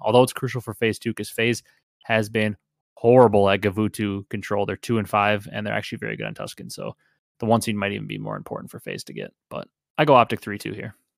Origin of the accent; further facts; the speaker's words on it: Wisconsin, United States; I'm from Wisconsin